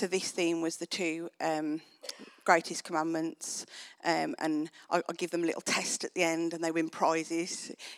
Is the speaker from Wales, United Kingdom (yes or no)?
yes; Wales, United Kingdom; so I'm Welsh and boring.